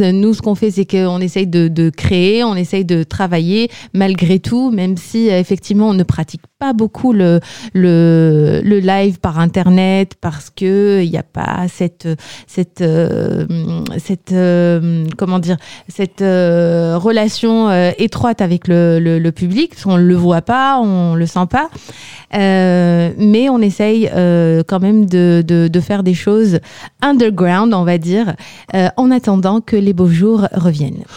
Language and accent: French; Algeria; moved away as an adult; now in France; je viens d'Algérie.